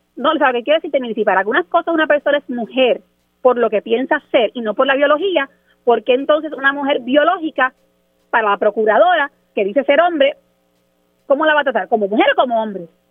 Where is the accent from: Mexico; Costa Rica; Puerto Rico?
Puerto Rico; en Puerto Rico nosotros